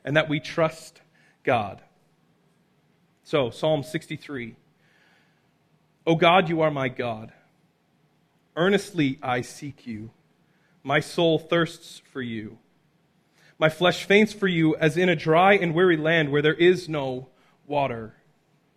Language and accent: English; Abbotsford, British Columbia, Canada; I'm from Abbotsford